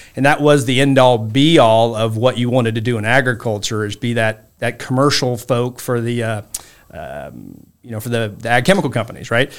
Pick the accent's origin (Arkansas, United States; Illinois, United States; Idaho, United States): Illinois, United States; Saint Joseph; I grew up in a small town called Saint Joseph, Illinois, or Royal Illinois, outside of Champaign. It's in central Illinois.